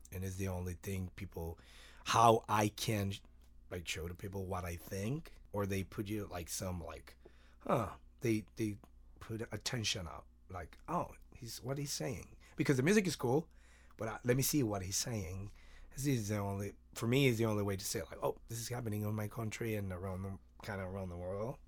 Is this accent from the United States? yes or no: no; Mexico; moved away; I, I'm from Mexico